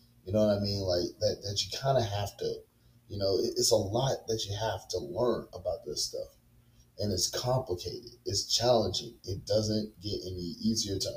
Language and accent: English; Baton Rouge, Louisiana, United States; I'm very loyal to my hometown and very loyal to my city. I love Baton Rouge, Louisiana